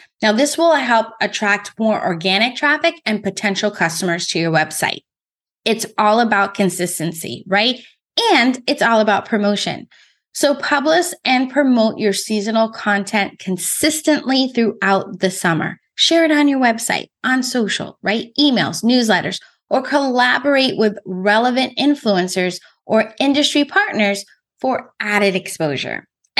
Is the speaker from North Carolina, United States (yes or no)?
no; California, United States; So I just told you that I came from California.